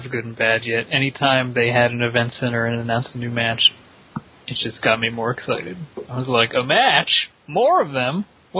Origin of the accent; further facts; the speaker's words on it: Pittsburgh, Pennsylvania, United States; My hometown.